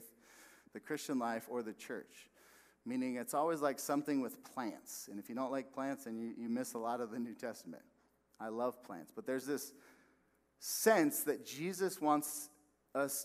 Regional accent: West Valley, Arizona, United States; moved away as an adult; also born or lived in Texas; we were going to move back here. I'm from the West Valley.

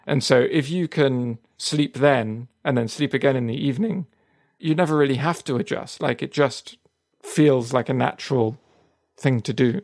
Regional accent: Marbella, Andalusia, Spain; moved away; I grew up in Marbella

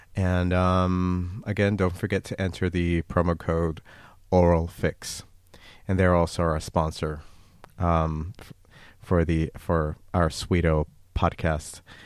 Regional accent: United States; the United States, my home country

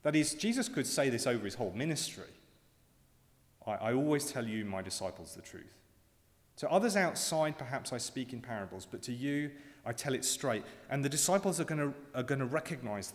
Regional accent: around London, United Kingdom; moved away; when I was at school growing up around London

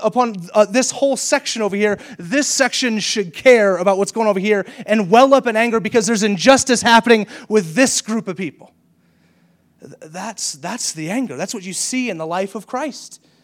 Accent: the South, United States; I grew up in the South

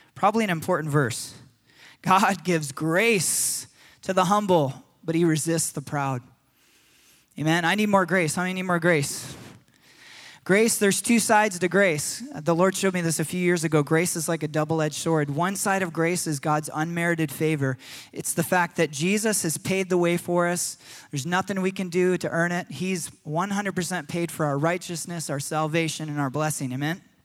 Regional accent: United States; as Americans

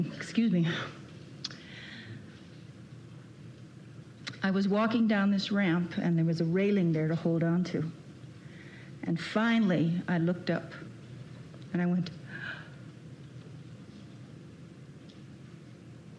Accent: Chicago, Illinois, United States; I was born in Chicago

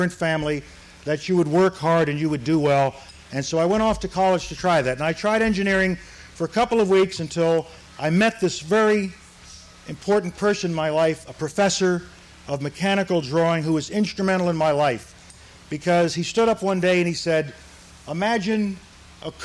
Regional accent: New York City, New York, United States; also born or lived in Harlem; I was raised in the South Bronx section of New York City.

